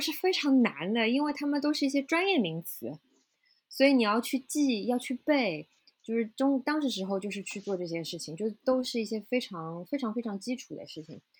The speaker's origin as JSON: {"language": "Chinese", "country": "China", "lives_now": "New York, United States", "said": "因为我是中国人嘛。所以就是，其实我们中国是有很多很多又好又便宜的渠道的。"}